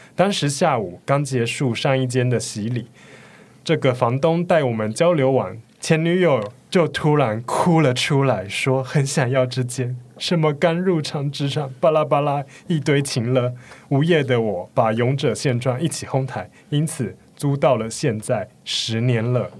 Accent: Yuanlin, Changhua County, Taiwan; now in Taipei, Taiwan; 我是彰化的那个园林人，园林市人

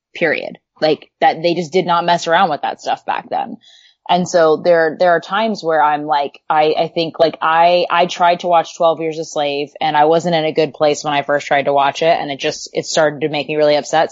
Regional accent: Southern California, United States; I grew up in Southern California

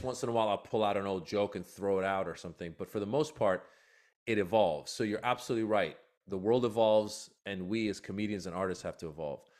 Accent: Iran; now in United States; I was born in Iran

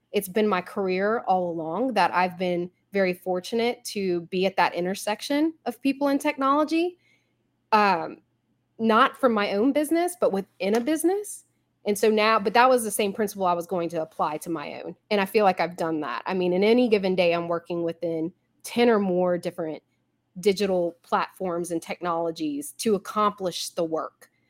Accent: Baton Rouge, Louisiana, United States; I am in Baton Rouge, Louisiana. This is actually my hometown

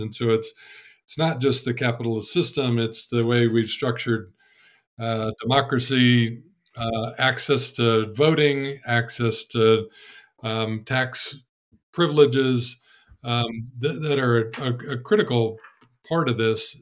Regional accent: Ann Arbor, Michigan, United States; I was born and raised in Ann Arbor

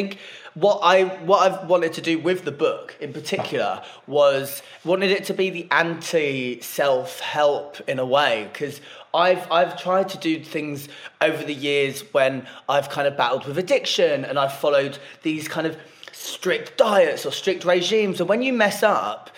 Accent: Norfolk, East of England, United Kingdom; now in London, United Kingdom; she lives back in Norfolk.

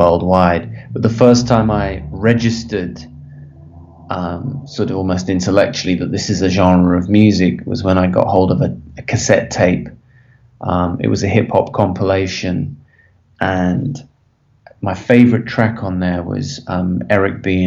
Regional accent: Birmingham, West Midlands, United Kingdom; moved away as an adult; also born or lived in London, United Kingdom; now in Los Angeles, United States; I grew up in Birmingham

